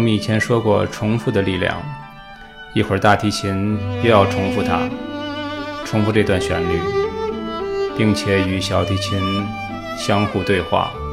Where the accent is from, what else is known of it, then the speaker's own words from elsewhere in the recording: China; 我们是中国人